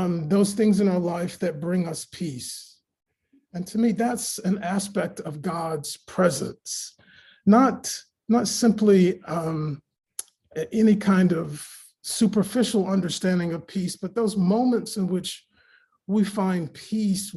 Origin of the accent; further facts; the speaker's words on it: Raleigh, North Carolina, United States; I grew up in Raleigh, North Carolina, and my mom raised me to go to church every day.